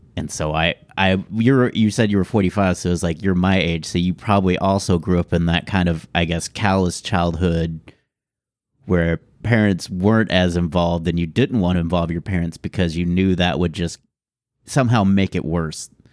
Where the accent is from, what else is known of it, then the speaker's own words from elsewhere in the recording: Houston, Texas, United States; I grew up in Houston